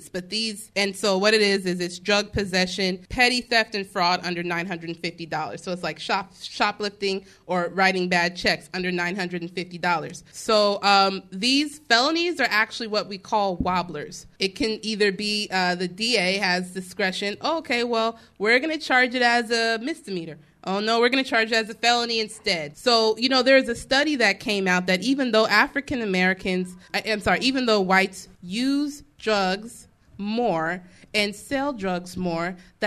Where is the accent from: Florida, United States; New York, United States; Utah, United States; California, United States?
California, United States; Bay Area; now in Sacramento, United States; I'm from the Bay Area.